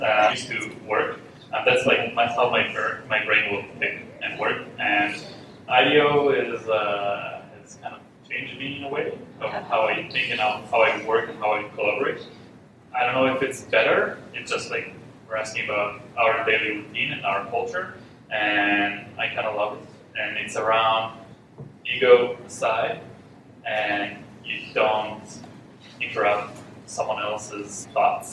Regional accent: Israel; moved away; I'm from Israel, and we have this culture in Israel

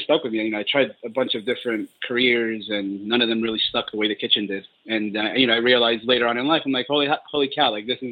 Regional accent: New York City, New York, United States; moved away as an adult; also born or lived in Colombia; I was born in Colombia in South America, and we moved here when I was 3 years old. So I moved here in 88, moved to New York City, and I was raised in Queens and never left until 4 years ago.

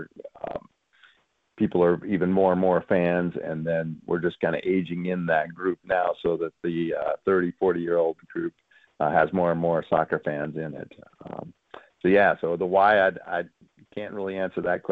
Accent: Frenchtown, Montana, United States; when I grew up in Montana, there was no youth soccer.

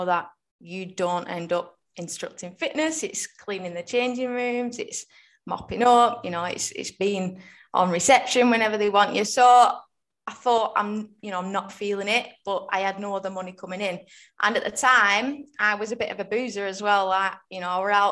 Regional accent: Rossendale, North West England, United Kingdom; I am in Rosendale, which is in Lancashire, so about 20 minutes out of Manchester.

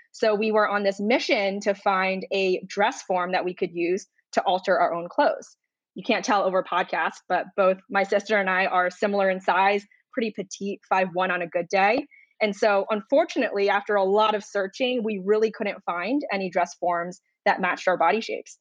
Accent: Rhode Island, United States; moved away as an adult; now in Chicago, United States; I grew up in Rhode Island

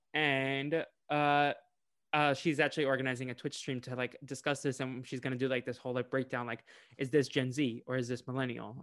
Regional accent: Boston, Massachusetts, United States; I'm from Boston

